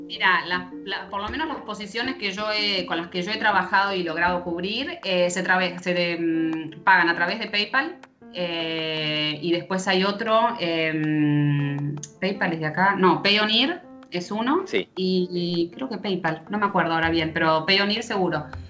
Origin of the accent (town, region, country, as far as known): Argentina